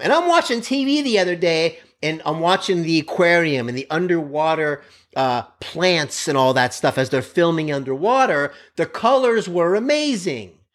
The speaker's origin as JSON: {"language": "English", "town": "Miami", "region": "Florida", "country": "United States", "tie": "born or raised there", "said": "I grew up in Miami, Florida on a main road"}